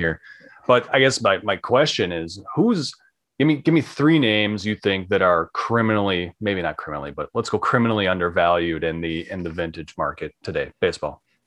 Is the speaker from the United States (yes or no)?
yes; Minnesota, United States; I'm from Minnesota